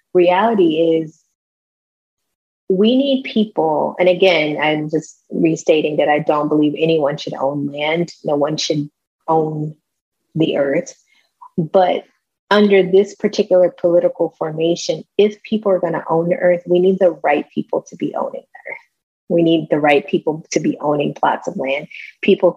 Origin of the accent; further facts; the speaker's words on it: East Texas, United States; I'm also from East Texas